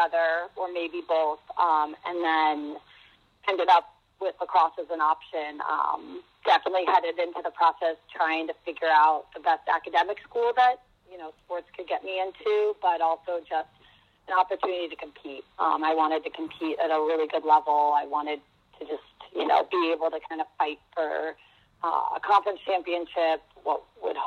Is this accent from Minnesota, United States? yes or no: no; Upper Brookville, New York, United States; I grew up actually in Long Island, New York, in a town called Upper Brookville